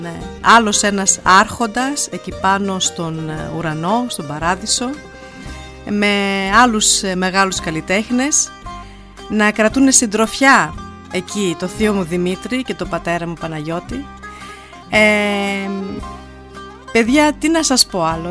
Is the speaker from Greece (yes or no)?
no; Germany; μαζί μεγαλώσαμε εδώ στη Γερμανία